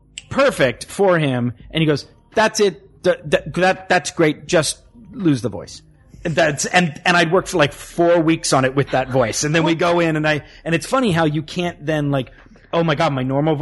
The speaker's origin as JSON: {"language": "English", "region": "the South", "country": "United States", "accent": "Southern", "said": "If I've had two drinks, my southern accent will come back out a little bit."}